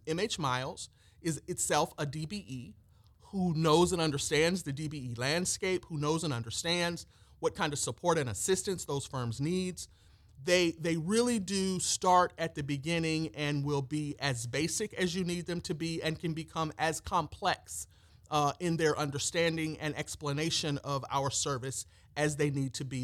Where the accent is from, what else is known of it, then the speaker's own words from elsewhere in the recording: Peoria, Illinois, United States; moved away as an adult; now in Georgia, United States; came to Georgia from my hometown of Peoria, Illinois